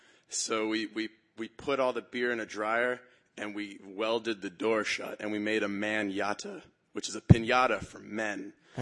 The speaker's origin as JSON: {"language": "English", "region": "New Jersey", "country": "United States", "said": "from New Jersey."}